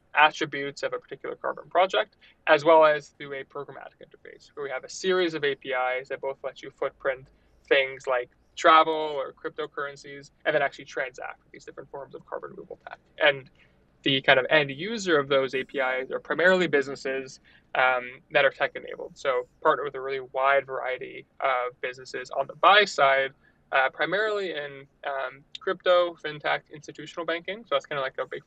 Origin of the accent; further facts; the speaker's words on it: New York, United States; moved away as an adult; also born or lived in Montreal, Canada; from New York originally, studied chemical engineering at McGill.